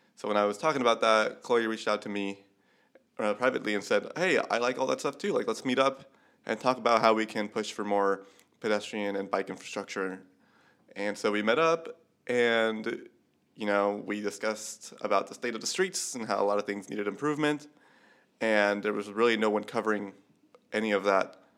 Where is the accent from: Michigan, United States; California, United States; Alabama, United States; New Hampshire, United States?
California, United States; Chula Vista; I'm from San Diego, and I grew up in the Chula Vista part